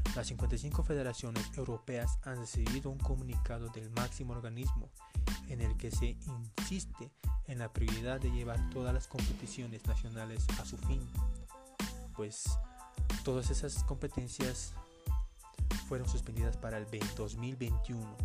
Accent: Bolivia; yo soy acá de Bolivia

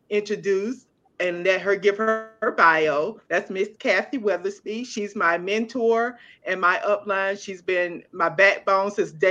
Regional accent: Newberry, United States; I'm from Newberry. I have a husband, two kids

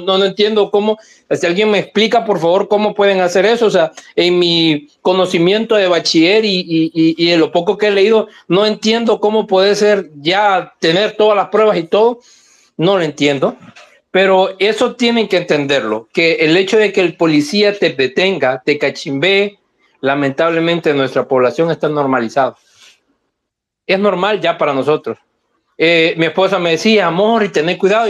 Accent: San Salvador, El Salvador; A mí que crecí en San Jacinto

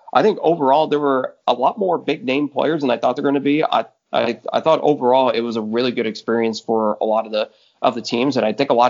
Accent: Dallas, Texas, United States; I'm from the Dallas area

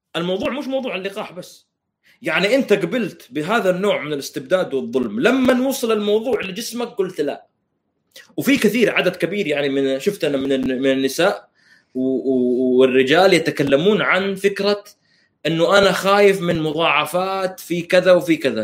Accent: Saudi Arabia

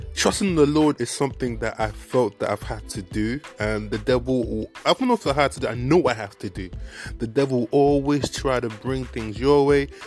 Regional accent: Nigeria; accent: Nigerian; my Nigerian accent

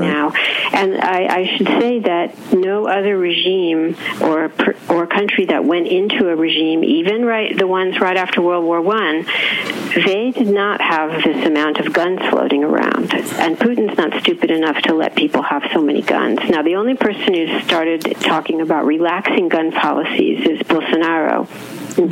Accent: Southern California, United States; I myself grew up in California

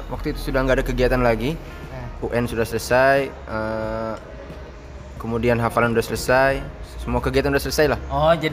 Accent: Jakarta, Indonesia; also born or lived in Palembang; Besar di Jakarta.

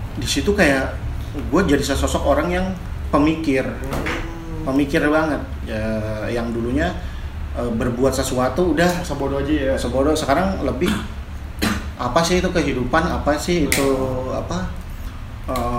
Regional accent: Jakarta, Indonesia; nyokap gue Jawa, bokap gue Sunda tapi gue lahir di Jakarta dan memang ya terbentuk sekeliling itu budaya-budaya Betawi

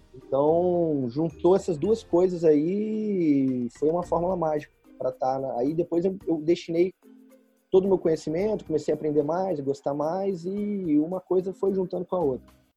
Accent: Volta Redonda, Rio de Janeiro, Brazil; moved away as an adult; now in São Paulo, Brazil; Eu sou do Rio, do interior do Rio, Volta Redonda. E aí vim para São Paulo em 2012 e desde então estou no estado de São Paulo

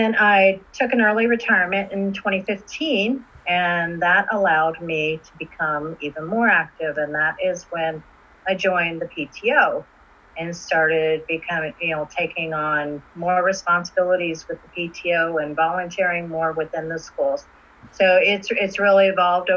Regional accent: Indianapolis, Indiana, United States; moved away as an adult; also born or lived in Quantico, Virginia; now in Washington, D.C. area, United States; I born and raised in Indianapolis, Indiana

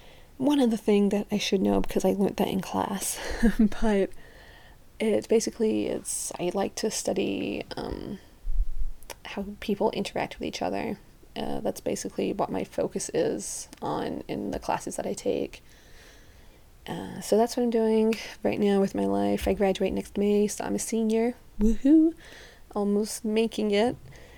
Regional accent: Birmingham, West Midlands, United Kingdom; now in Utah, United States; So, I am from Birmingham, England. I've grown up in other places, so my accent isn't very strong anymore.

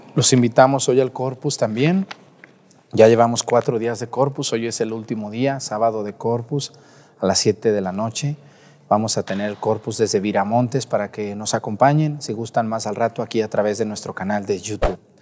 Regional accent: Mexico; como mexicanos católicos que somos

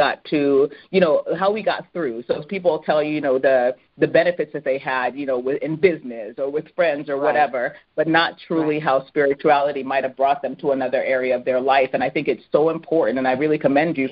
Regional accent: Edmonton, Alberta, Canada; moved away; also born or lived in Jamaica; I was born in Edmonton, where you don't find many, you know, many of us that grow up in Edmonton

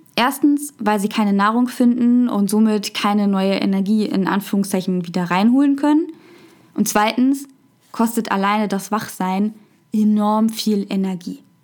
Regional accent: Germany; bei uns in Deutschland

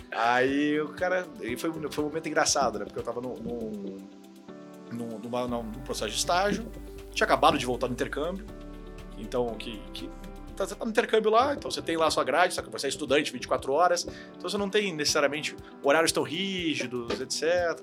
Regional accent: Curitiba, Paraná, Brazil; moved away as an adult; also born or lived in Rio de Janeiro; now in São Paulo, Brazil; eu sou carioca, na verdade, mas eu morei a vida inteira em Curitiba, então considero que eu sou curitibano

